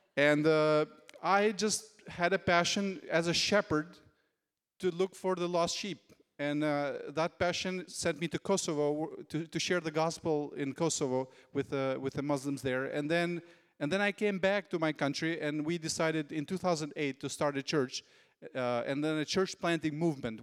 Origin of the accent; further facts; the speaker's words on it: Albania; when I became a believer, there was no church in my hometown